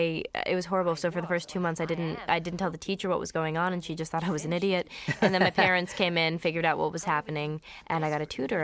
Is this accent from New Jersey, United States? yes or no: yes; New Jersey, United States; also born or lived in Brooklyn, New York; I moved from Brooklyn to New Jersey when I was supposedly supposed to go into kindergarten